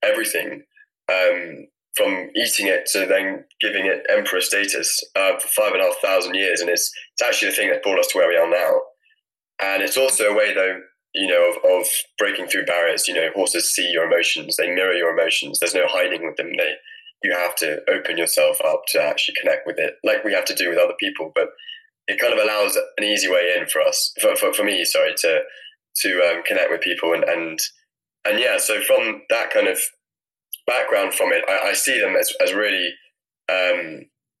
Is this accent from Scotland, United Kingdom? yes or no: yes; Scotland, United Kingdom; I'm from Scotland and live in a little farm just north of Edinburgh, and had some ponies when I was younger